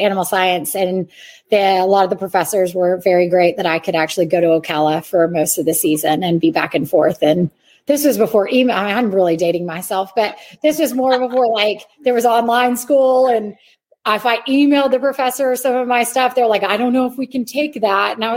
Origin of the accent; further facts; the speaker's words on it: Ontario, Canada; moved away; I'm from Canada, so I was in Ontario